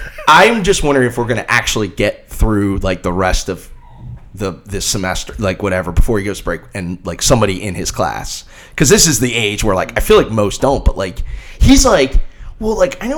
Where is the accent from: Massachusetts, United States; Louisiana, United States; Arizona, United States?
Massachusetts, United States; Boston; our athletic director, Ed McLaughlin, who despite being also a Bostonian, is an okay guy.